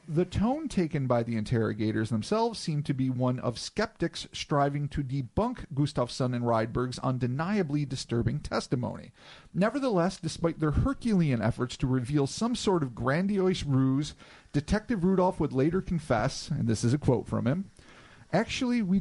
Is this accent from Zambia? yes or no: no; United States; We're so American